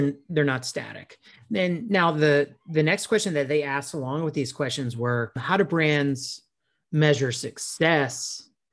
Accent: South Carolina, United States; my hometown here in South Carolina

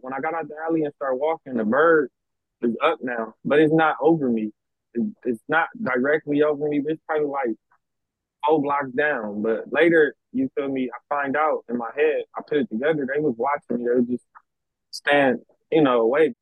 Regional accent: Los Angeles, California, United States; I was raised in South Central LA pretty much all my life

